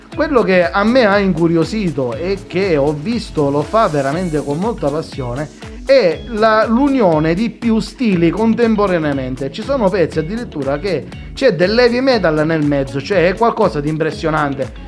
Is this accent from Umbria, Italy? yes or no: no; Sicily, Italy; io sono siciliano